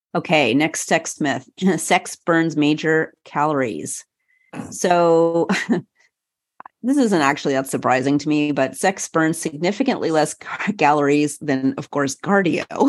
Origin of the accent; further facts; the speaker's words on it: Montreal, Quebec, Canada; the University of Montreal, my hometown